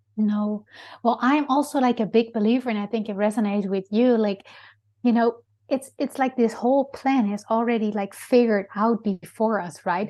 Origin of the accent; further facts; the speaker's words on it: Netherlands; English is a second language; moved away; I'm originally from Holland